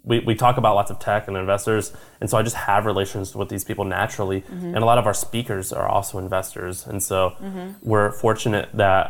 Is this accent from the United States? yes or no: yes; Missouri, United States; I'm from Missouri